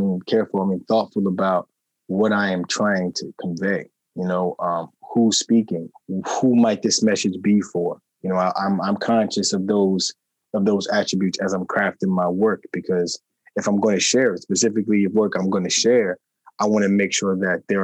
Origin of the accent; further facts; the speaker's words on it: New York City, New York, United States; I'm from Queens, New York, originally